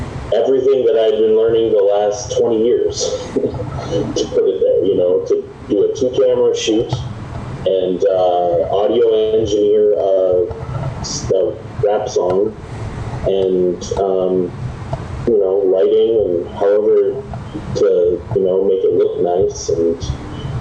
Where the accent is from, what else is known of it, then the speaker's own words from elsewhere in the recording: Dodgeville, Wisconsin, United States; growing up in Dodgeville, Wisconsin